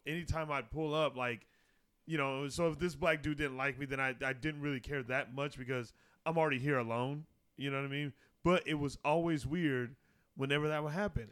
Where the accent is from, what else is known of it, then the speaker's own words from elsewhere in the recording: Arizona, United States; growing up in Arizona